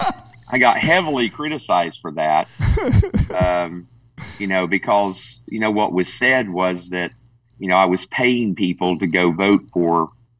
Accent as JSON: {"language": "English", "region": "Tennessee", "country": "United States", "said": "I am from Tennessee."}